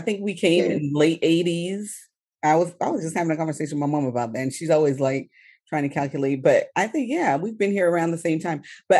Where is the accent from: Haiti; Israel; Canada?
Haiti; now in Atlanta, United States; I told them that I was Haitian.